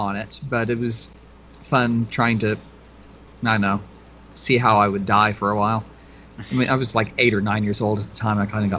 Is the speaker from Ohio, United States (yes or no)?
no; Oklahoma, United States; born or raised there; now in Japan